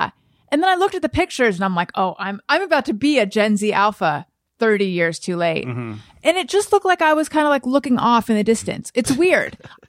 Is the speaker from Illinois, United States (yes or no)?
no; Orange County, California, United States; we had to bond over growing up in Orange County.